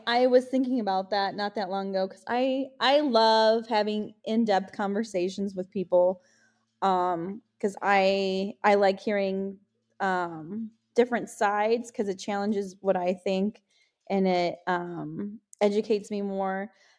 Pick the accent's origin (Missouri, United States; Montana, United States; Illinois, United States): Illinois, United States; Maywood; because I grew up in Maywood, Illinois, which was like the ghetto.